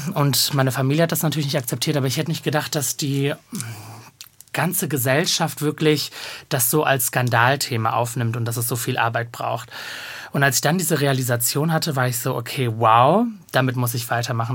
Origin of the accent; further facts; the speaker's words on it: Bochum, North Rhine-Westphalia, Germany; also born or lived in Cologne / Diyarbakır, Turkey (family origin); now in Berlin, Germany; ich komme ja gebürtig aus Bochum